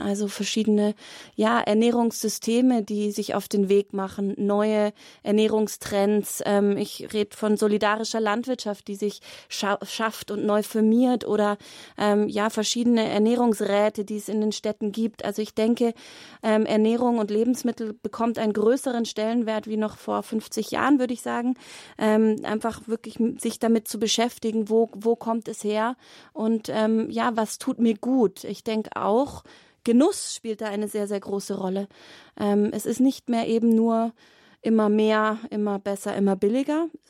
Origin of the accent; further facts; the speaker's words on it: Glonn, Bavaria, Germany; Ich bin zwei Kilometer Luftlinie in auf Gut Sonnenhausen groß geworden